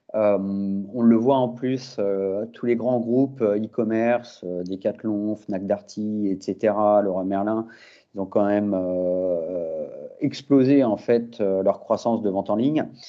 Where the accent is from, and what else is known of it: France